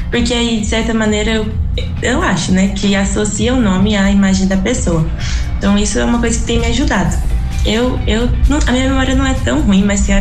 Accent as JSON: {"language": "Portuguese", "region": "São Paulo", "country": "Brazil", "said": "como eu vim de São Paulo e interior"}